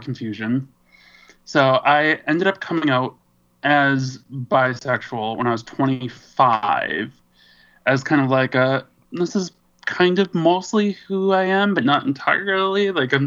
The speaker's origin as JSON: {"language": "English", "region": "Wisconsin", "country": "United States", "also_born_or_lived": "San Francisco, California", "moved": "yes", "lives_now": "Minneapolis, United States", "said": "I'm originally from Wisconsin"}